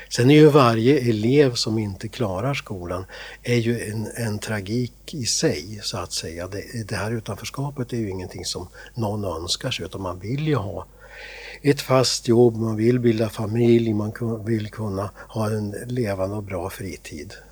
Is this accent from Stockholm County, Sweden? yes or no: no; Gävleborg County, Sweden; also born or lived in Byske; Nej, jag är inte västeråsare. Jag är hälsing från början. Men sen har jag flyttat runt lite grann i, Sverige får jag säga.